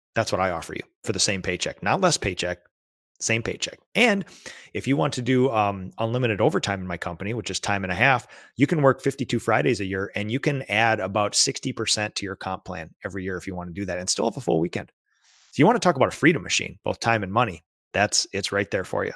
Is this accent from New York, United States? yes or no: no; Minnesota, United States; as a Minnesotan